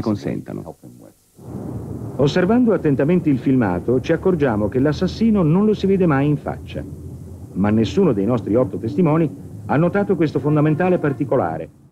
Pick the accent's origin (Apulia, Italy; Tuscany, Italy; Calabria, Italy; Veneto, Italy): Calabria, Italy; Io ho grande orgoglio del, delle mie origini